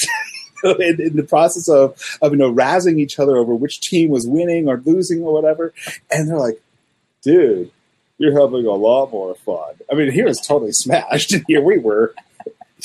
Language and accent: English; Salt Lake City, Utah, United States; growing up in Salt Lake City, everybody here is, well, used to be Mormon